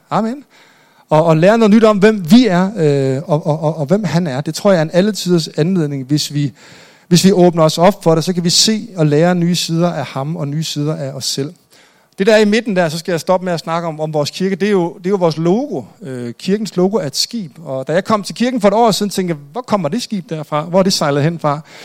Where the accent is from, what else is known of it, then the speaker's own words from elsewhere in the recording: Jutland, Denmark; Jeg er selv jyde